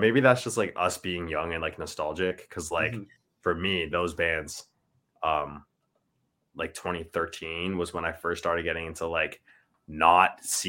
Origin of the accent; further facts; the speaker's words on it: Ontario, Canada; like I feel know we're even from Ontario